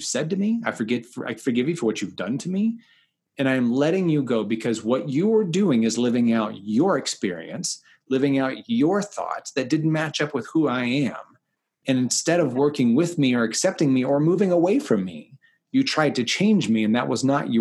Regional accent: the South, United States; moved away; also born or lived in Kansas City; I'm from the South originally

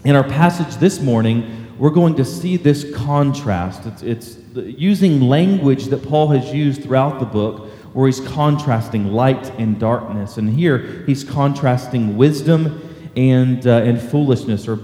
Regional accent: Texas coast, United States; born or raised there; now in McKinney, United States

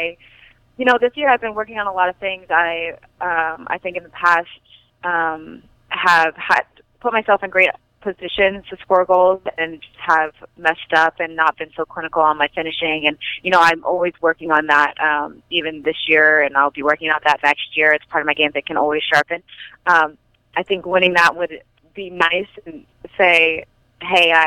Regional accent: Fresno, California, United States; moved away as an adult; now in North Carolina, United States; I'm from California, obviously, Fresno, and it gets really hot there

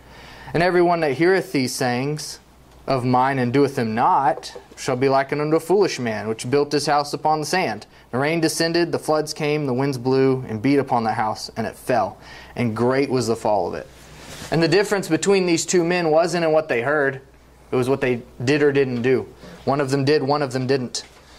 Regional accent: Mexico; There was a guy in Mexico. I grew up in Mexico, a missionary kid. When I refer to Mexico, that's what I'm talking about.

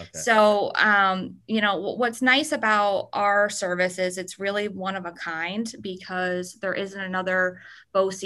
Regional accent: Schodack, New York, United States; I grew up in Scodack, New York, which is about 10 minutes southeast of Albany.

